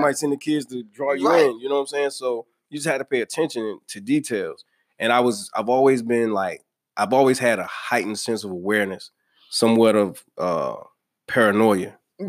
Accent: the South, United States; Listen, lost my accent, so fuck it. You know what I'm saying? I am Southern.

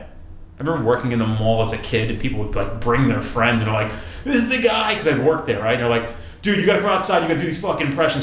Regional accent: New Jersey, United States; Us, like from this area, like close, relevant to New York

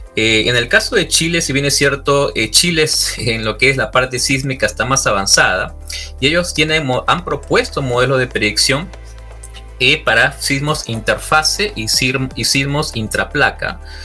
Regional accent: Trujillo, La Libertad, Peru; moved away; soy Trujillán, eh, soy ingeniero civil de profesión

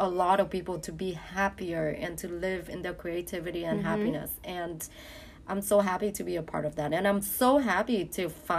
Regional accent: Toronto, Ontario, Canada; moved away as an adult; now in Bali, Indonesia; I grew up in Canada, Toronto. So it's like one of the busiest cities in Canada.

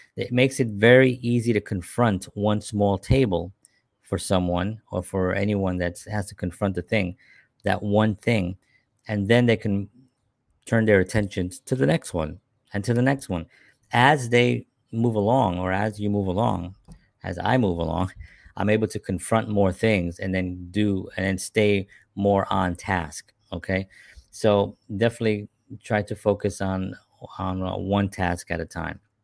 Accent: New York City, New York, United States; born and raised in the South Bronx during the fires of the seventies

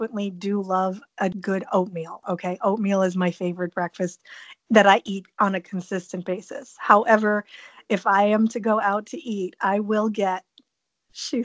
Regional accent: Rochester, New York, United States; also born or lived in Chicago, Illinois / Buffalo, New York; Upstate New York, Rochester or Buffalo the whole time.

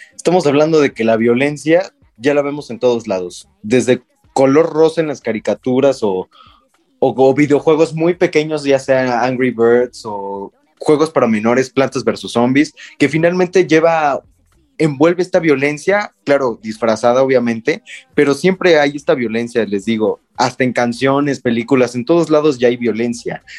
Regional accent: Mexico; como mexicano

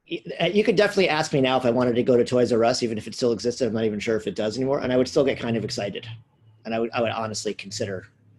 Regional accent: United States; you can't grow up when I grew up in America

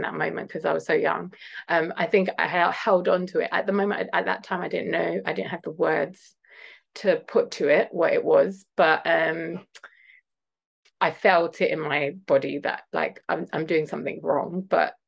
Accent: London, United Kingdom; also born or lived in Ghana; I was born in London.

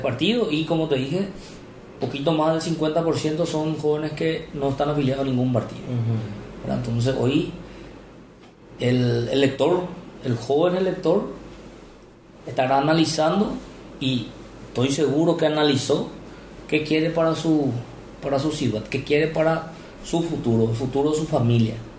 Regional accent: Salto del Guairá, Canindeyú, Paraguay; also born or lived in Hernandarias; Yo soy nacido en Salto del Guairá

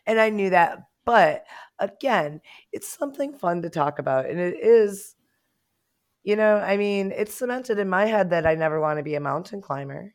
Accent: United States; as an American

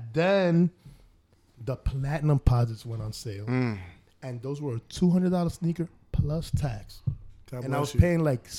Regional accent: Manhattan, New York, United States; because I'm from uptown. I'm from Manhattan originally.

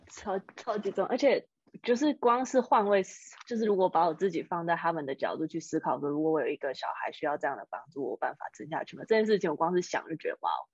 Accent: Taiwan; moved away as an adult; now in United States; 我们台湾人

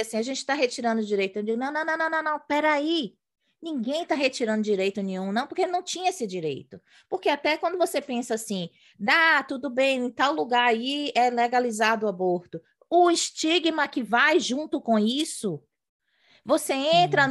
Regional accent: Brazil; moved away as an adult; de quem cresceu no Brasil estudando em colégio particular, classe média

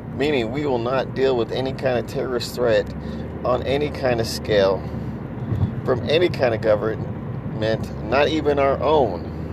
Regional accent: United States; I, as an American

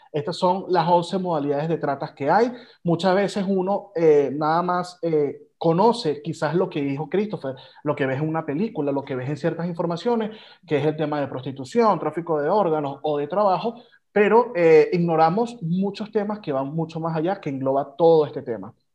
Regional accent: Venezuela; como venezolanos

